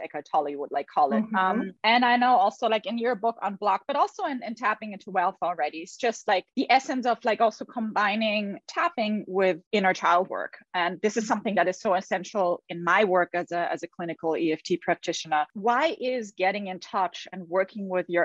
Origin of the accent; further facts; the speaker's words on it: Vienna, Austria; I'm from Vienna, Austria